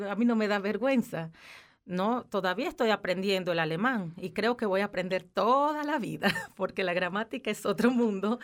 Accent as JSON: {"language": "Spanish", "country": "Dominican Republic", "also_born_or_lived": "Aargau, Switzerland", "moved": "as an adult", "lives_now": "Switzerland", "said": "en mi país, que soy de República Dominicana"}